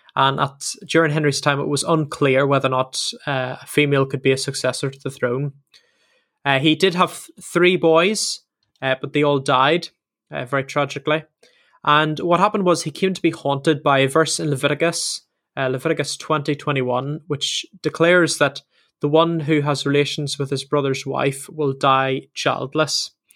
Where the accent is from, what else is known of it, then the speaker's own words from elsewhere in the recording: Northern Ireland, United Kingdom; moved away as an adult; now in England; both myself and Sam are from Northern Ireland, Ireland